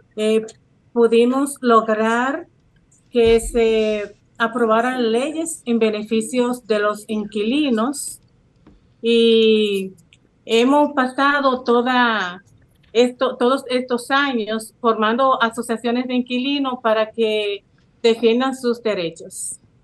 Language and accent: Spanish; Santiago de los Caballeros, Santiago, Dominican Republic; also born or lived in Manhattan, New York; now in New York, United States; Soy de Santiago de los Caballeros y tengo aproximadamente 25 años viviendo en Manhattan